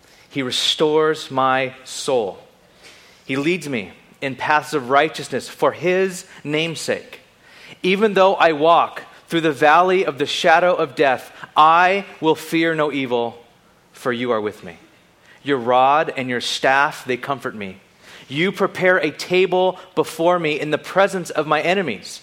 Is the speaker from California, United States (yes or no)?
yes; Bakersfield, California, United States; also born or lived in Carpinteria / Ventura